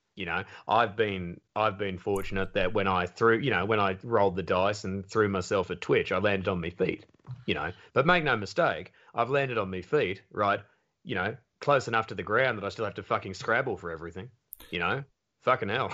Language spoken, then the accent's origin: English; Australia; I'm like, "Australia."